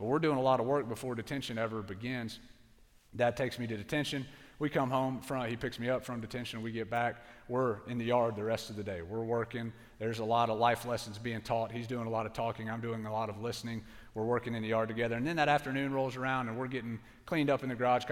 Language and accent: English; Pensacola, Florida, United States